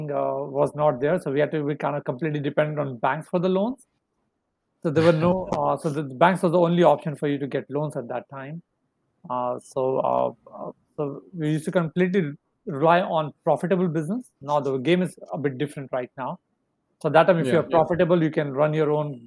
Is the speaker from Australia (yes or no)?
no; Faridabad, Haryana, India; moved away as an adult; also born or lived in Jakarta, Indonesia; I come from a place near Delhi. It's called Faridabad. So that's my hometown